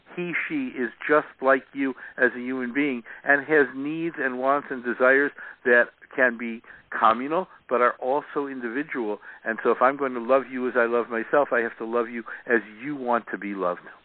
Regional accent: Chicago, Illinois, United States; now in San Diego, United States; I grew up in Chicago

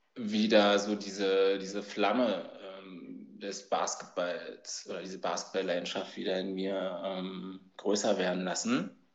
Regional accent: Berlin, Germany; ich komme aus Berlin, bin 1980 geboren, noch hinter der Mauer, also auf der Ostseite

